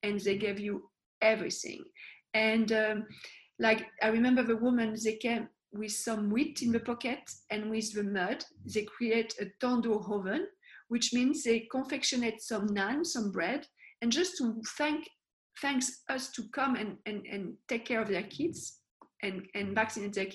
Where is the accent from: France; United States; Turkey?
France; moved away; I was born in France